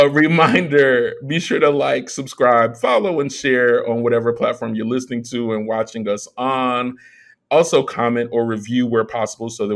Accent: United States; as an American

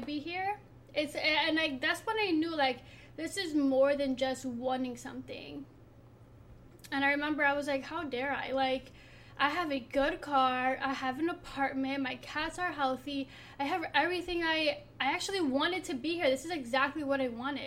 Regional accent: Philadelphia, Pennsylvania, United States; from being the daughter of an immigrant to growing up in Philly

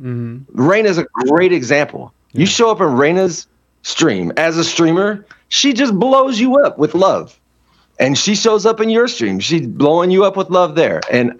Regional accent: Hawaii, United States; So as a kid growing up in Hawaii, you experience a lot of racism there, right?

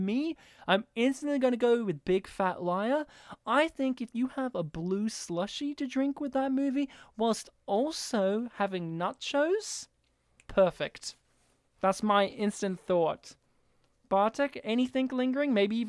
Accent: Serbia; That's what we call her in my family, because I'm from Serbia.

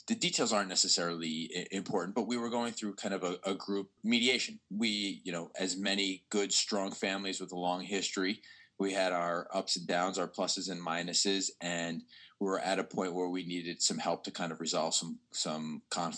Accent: New York, United States; moved away as an adult; also born or lived in Baltimore, United States; now in Philadelphia, United States; I'm a New Yorker originally. I'm from New York, but I spent the last 15 years of my life in Baltimore

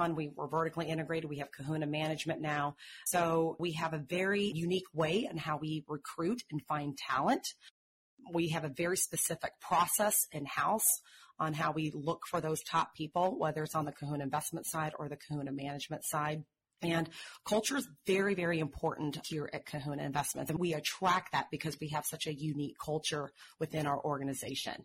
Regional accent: Tulsa, Oklahoma, United States; I grew up in Tulsa, Oklahoma, so I'm from the heartland

